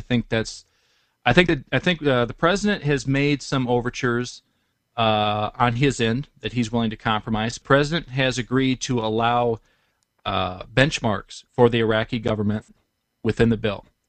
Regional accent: Detroit, Michigan, United States; I'm from Detroit

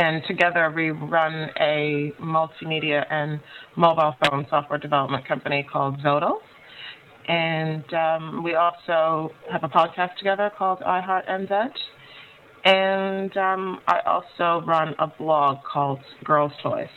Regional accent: Canada; moved away as an adult; also born or lived in Montreal; now in Christchurch, New Zealand; I'm Black Canadian

